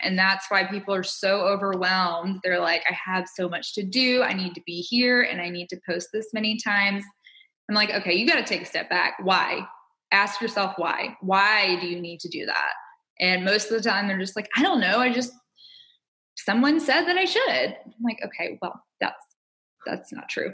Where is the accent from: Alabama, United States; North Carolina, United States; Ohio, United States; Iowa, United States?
Alabama, United States; moved away as an adult; also born or lived in California; growing up in Alabama